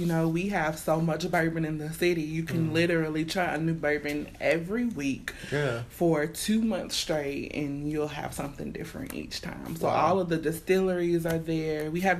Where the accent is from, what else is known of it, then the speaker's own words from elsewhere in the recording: Louisville, Kentucky, United States; I was born and raised in Louisville. West Louisville particularly